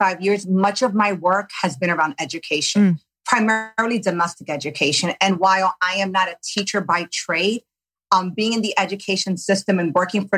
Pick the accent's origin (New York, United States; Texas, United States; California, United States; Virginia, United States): New York, United States; I grew up in New York native, grew up in poverty